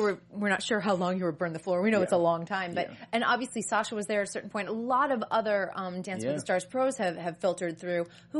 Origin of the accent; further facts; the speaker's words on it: East Coast, United States; moved away as an adult; also born or lived in New York City; now in Los Angeles, United States; I'm from the East Coast, and people do talk to each other a little bit more. I came from New York City directly